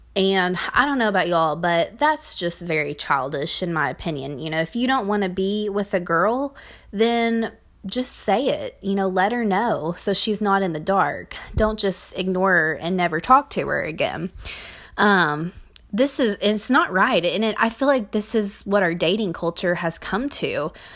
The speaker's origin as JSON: {"language": "English", "region": "Kentucky", "country": "United States", "tie": "born or raised there", "said": "I grew up in the Bible Belt of Kentucky"}